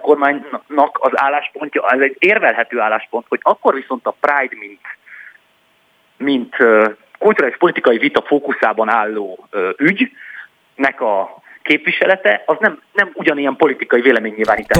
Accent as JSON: {"language": "Hungarian", "area": "Heves County, Borsod County and Nógrád County", "region": "Northern Hungary", "country": "Hungary", "tie": "born or raised there", "said": "én Heves megye, Borsod megye és Nógrád megye futballpályáin nőttem föl"}